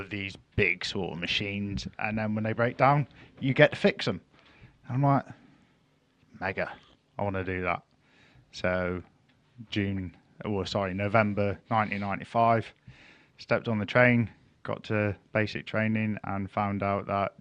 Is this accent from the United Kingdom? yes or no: yes; Plymouth, South West England, United Kingdom; I'm kind of from Plymouth, but most of my family are from Cornwall.